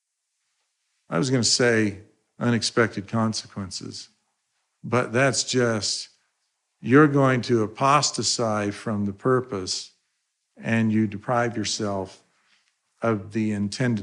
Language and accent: English; Idaho, United States; When I was growing up in Idaho